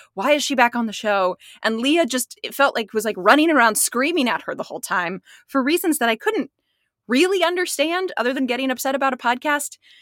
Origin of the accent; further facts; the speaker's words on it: Midwest, United States; I'm from the Midwest